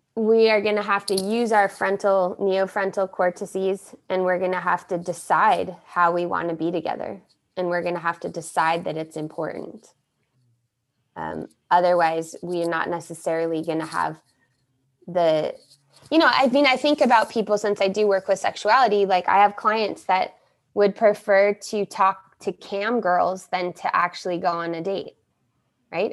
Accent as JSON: {"language": "English", "country": "United States", "also_born_or_lived": "Rio de Janeiro, Brazil", "first_language": "English", "moved": "yes", "said": "I am American and I'm gonna go back to my Americanness in America"}